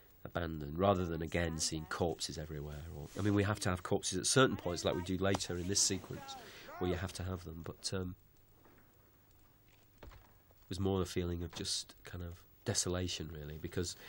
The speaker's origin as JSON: {"language": "English", "town": "Manchester", "region": "North West England", "country": "United Kingdom", "tie": "born or raised there", "said": "that's my hometown, Manchester"}